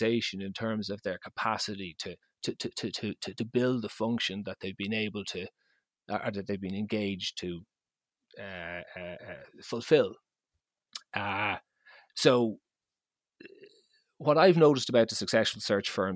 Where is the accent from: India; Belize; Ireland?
Ireland